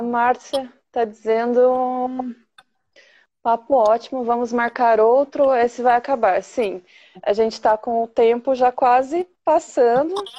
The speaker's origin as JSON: {"language": "Portuguese", "town": "Jandaia do Sul", "region": "Paraná", "country": "Brazil", "said": "eu também sou da cidade do Ratinho"}